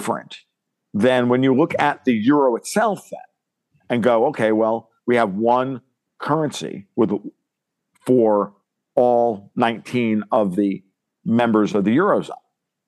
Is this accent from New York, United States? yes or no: yes; New York, United States; moved away; and then I'm Italian, I'm a New Yorker, an ex-New Yorker